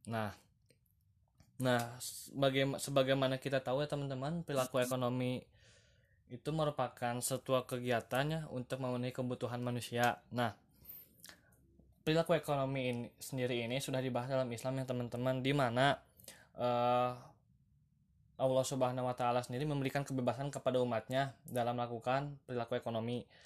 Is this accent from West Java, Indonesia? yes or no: yes; Lembang, West Java, Indonesia; Selamat datang di podcast pertama saya Saya berasal dari Bandung teman-teman Tepatnya di Lembang ya teman-teman